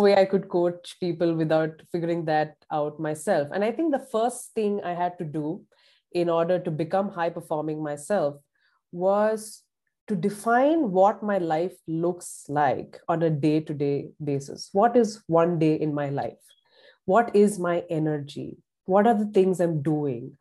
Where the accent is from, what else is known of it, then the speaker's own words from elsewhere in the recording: Pune, Maharashtra, India; moved away as an adult; now in Columbus, Indiana, United States; I grew up in a very big, bustling, cosmopolitan city in India called Pune